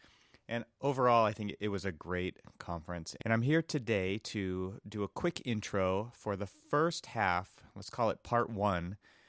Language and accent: English; Los Angeles, California, United States; in Los Angeles, my hometown.